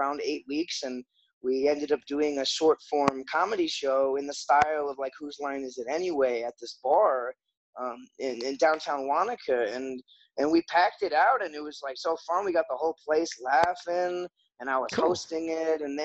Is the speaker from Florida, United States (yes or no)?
yes; Florida, United States; also born or lived in Chicago / Wellington, New Zealand; now in Gainesville, United States; I'm from Florida originally